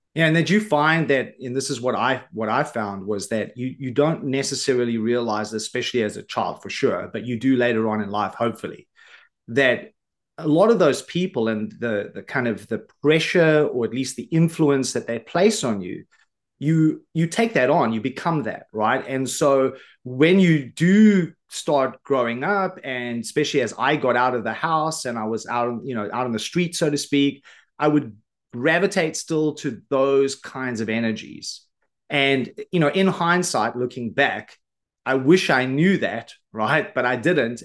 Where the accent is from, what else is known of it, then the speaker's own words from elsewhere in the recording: Johannesburg, Gauteng, South Africa; I grew up in South Africa on the south side of Johannesburg in government housing